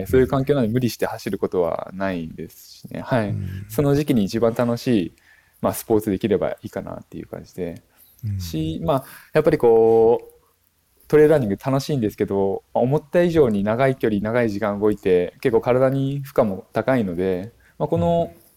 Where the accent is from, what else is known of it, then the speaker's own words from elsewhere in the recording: Akita, Japan; also born or lived in Myoko, Niigata / Tokyo; now in Kijimadaira, Japan; 私がもともと秋田県出身なんですけれども